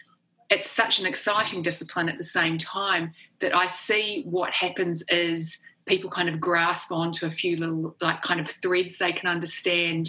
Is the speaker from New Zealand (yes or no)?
yes; New Zealand; accent: Kiwi; moved away as an adult; also born or lived in Oxford, United Kingdom; I grew up in New Zealand, which is one of the best countries in the world to grow up